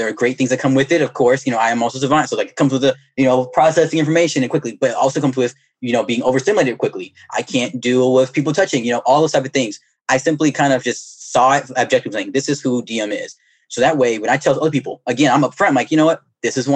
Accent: Alabama, United States; moved away; also born or lived in Georgia; I'm from Alabama originally

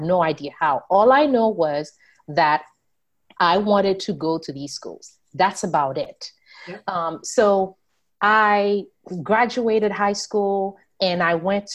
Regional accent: Haiti; now in United States; as a young girl growing up in Haiti

